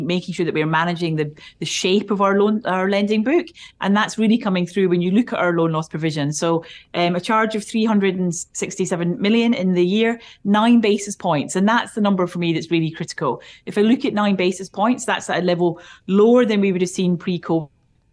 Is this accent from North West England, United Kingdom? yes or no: no; Scotland, United Kingdom; accent: Scottish; I am Scottish